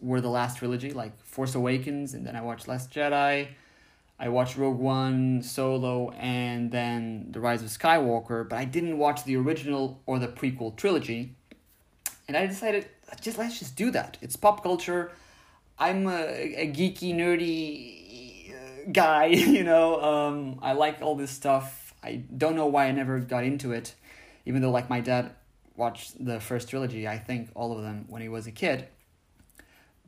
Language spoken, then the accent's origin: English; Portugal; in my home country of Portugal